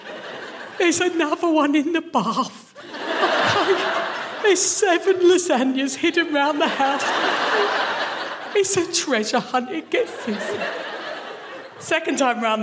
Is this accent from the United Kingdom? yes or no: yes; Kent, South East England, United Kingdom; moved away as an adult; now in Glasgow, United Kingdom; I am from Kent, the worst part of England.